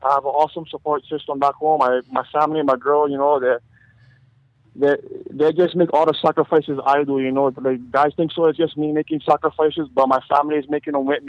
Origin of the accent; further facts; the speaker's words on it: Chicago, Illinois, United States; I grew up in Chicago, born and raised